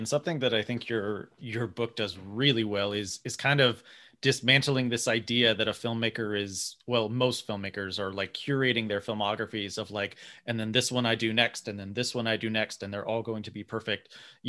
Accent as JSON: {"language": "English", "town": "Tulsa", "region": "Oklahoma", "country": "United States", "tie": "born or raised there", "said": "I grew up in Tulsa, Oklahoma."}